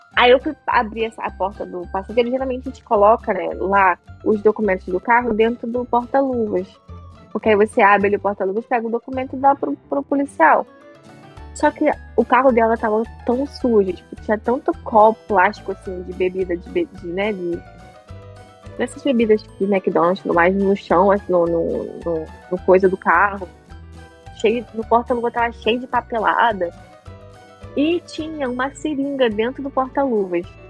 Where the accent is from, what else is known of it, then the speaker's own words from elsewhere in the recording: Brazil; moved away; eu sou do Brasil, eu falo português.